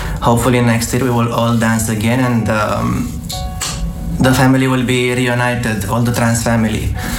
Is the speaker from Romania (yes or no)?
yes; Romania; now in Dubai, United Arab Emirates; I'm from Romania but currently living in Dubai.